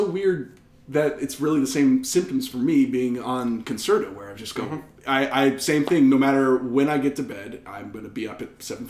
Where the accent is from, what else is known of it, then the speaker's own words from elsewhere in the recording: Washington, District of Columbia, United States; I grew up in Chocolate City